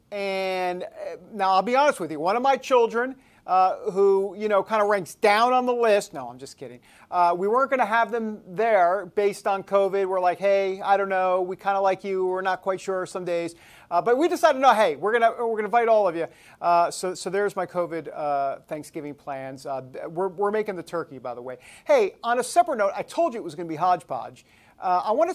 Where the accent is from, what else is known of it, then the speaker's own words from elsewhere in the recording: New York, United States; I'm from New York